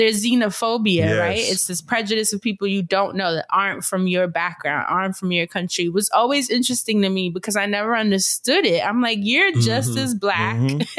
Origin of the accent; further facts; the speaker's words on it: New York City, New York, United States; growing up in New York